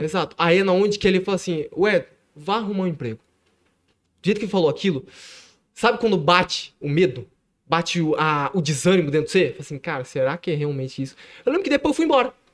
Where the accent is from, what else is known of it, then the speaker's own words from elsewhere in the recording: Ribeirão Preto, São Paulo, Brazil; now in Ibitinga, Brazil; Eu, eu nasci em Ribeirão Preto, nasci em Ribeirão Preto